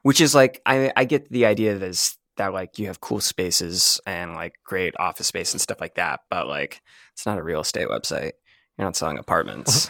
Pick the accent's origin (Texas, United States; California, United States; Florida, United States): Florida, United States; Jacksonville; moved away as an adult; also born or lived in Mobile, Alabama; I'm from Jacksonville, Florida